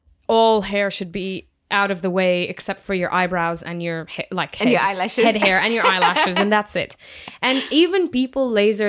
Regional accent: Jordan; moved away as an adult; now in Australia; where I grew up in Jordan

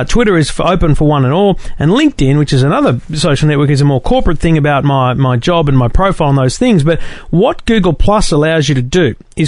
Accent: Queensland, Australia; I'm a Queenslander

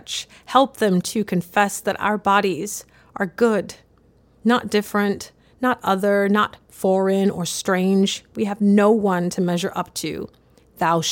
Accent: the South, United States; born or raised there

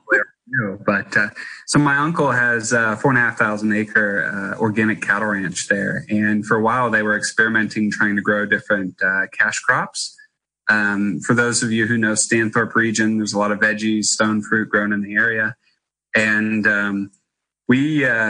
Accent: Kansas, United States; also born or lived in Darling Downs, Queensland, Australia; I grew up as my brother and I, as kids, we ended up traveling between our farm in Kansas that my mom and dad owned and operated, and a wheat farm

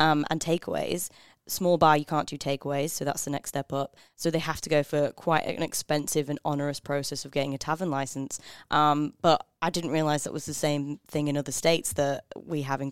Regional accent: England, United Kingdom; now in Australia; I'm so English

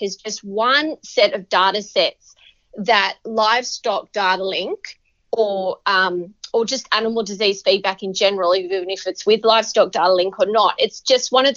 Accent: Bathurst, New South Wales, Australia; now in Sydney, Australia; I grew up in the Central West in New South Wales in a place called Bathurst.

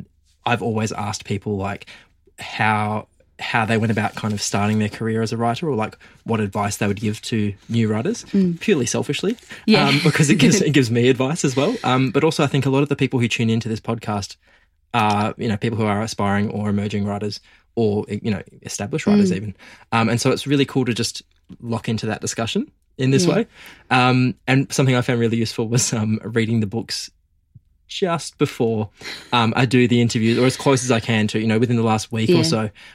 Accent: Geraldton, Western Australia, Australia; the stuff I went through growing up gay in the country. So I'm from Geraldton, as you mentioned in the intro.

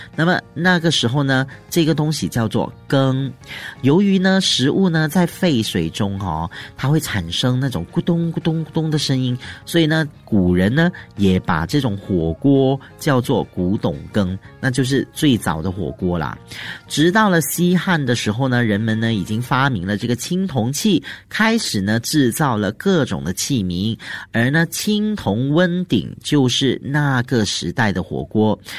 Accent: Malaysia; 尤其是我们马来西亚人哦，很喜欢吃辣的

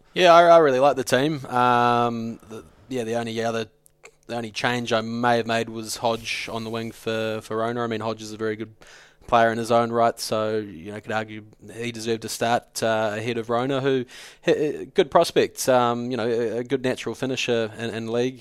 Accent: New Zealand; I'm a New Zealander

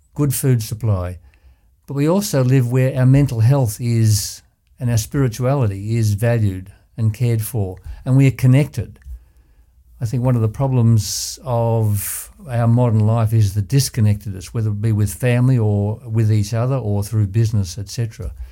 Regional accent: Ballarat, Victoria, Australia; I was born and bred in Ballarat

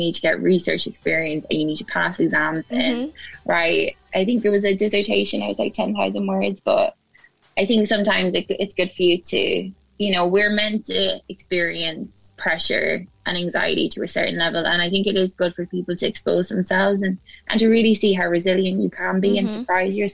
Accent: Ireland; moved away as an adult; also born or lived in Cardiff, Wales; now in United Kingdom; I'm originally from Ireland

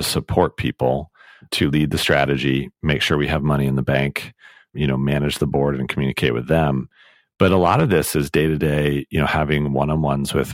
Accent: United States; also born or lived in United Kingdom; So I'm American, my wife is British

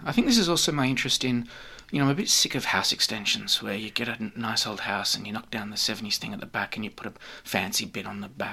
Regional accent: Australia; being an Australian, I've lived here and grown up all my life

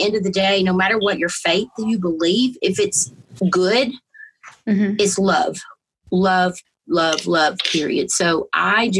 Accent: Georgia, United States; I was born and raised in Georgia, obviously very Southern Baptist

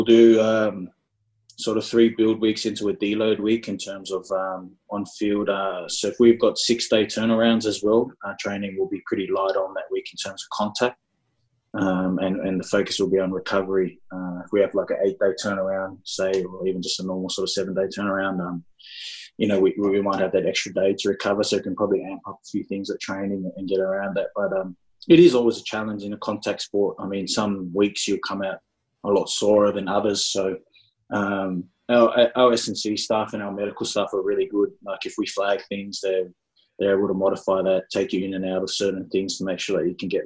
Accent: Sydney, New South Wales, Australia; I'm born and bred Australian. You know, I was born in Eastwood in Sydney in 1991, lived there my whole life.

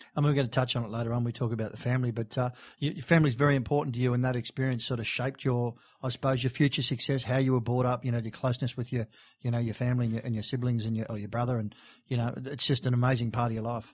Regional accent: Sydney, New South Wales, Australia; we grew up in Bondi. We're Bondi local

